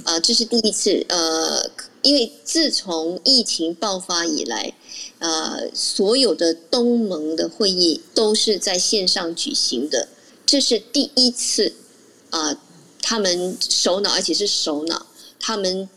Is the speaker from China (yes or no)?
no; Malaysia; 当然我是马来西亚人